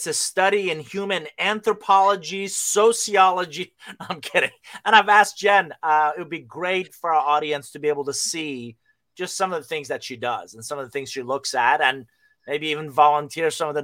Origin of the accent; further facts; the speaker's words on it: Iran; moved away; I'm originally from Iran.